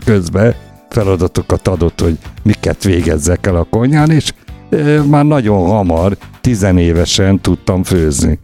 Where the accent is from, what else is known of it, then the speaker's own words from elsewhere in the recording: Gyoma, Békés, Hungary; moved away; also born or lived in Lake Balaton / Balatonfüred / Gyula; visszakerültem, ahol születtem, Gyomára